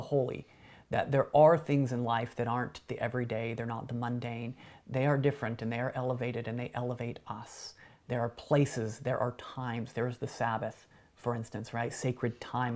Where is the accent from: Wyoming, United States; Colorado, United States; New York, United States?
Wyoming, United States; where I grew up in Wyoming